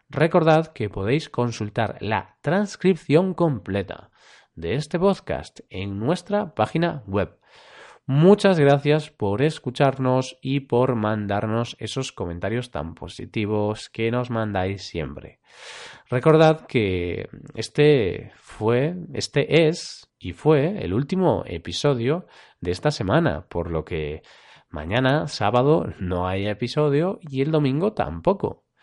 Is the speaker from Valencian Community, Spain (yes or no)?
no; Vigo, Galicia, Spain; born there; Por tanto, como comenté antes, Vigo, mi ciudad natal, es la ciudad de España con más banderas azules.